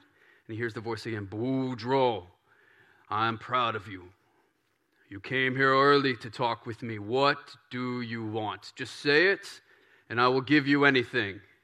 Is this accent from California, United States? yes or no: no; Baton Rouge, Louisiana, United States; moved away; I grew up in Baton Rouge. and in this Cajun country